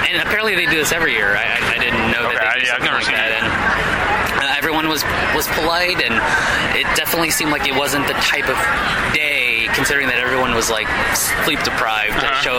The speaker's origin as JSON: {"language": "English", "town": "New York City", "region": "New York", "country": "United States", "said": "I'm from New York City"}